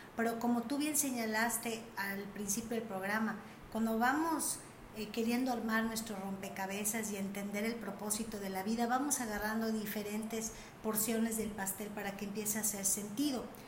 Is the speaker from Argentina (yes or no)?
no; Mérida, Yucatán, Mexico; yo nací en Mérida, mi hermanita nació en Mérida